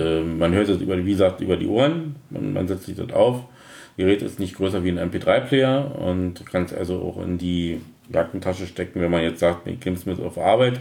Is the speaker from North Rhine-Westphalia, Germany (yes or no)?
no; Berlin, Germany; accent: Berliner Dialekt; vor 52 Jahren in Berlin geboren, also bin also ein waschechter Berliner und auch in Berlin groß geworden